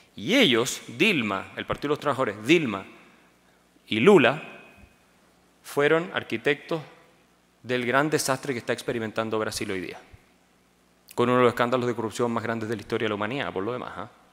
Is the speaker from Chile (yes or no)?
yes; Chile; Chile, mi país.